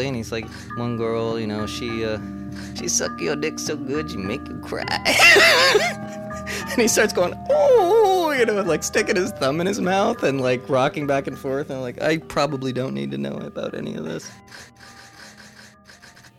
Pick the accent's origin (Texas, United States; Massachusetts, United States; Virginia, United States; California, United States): Massachusetts, United States; Boston; I'm from Boston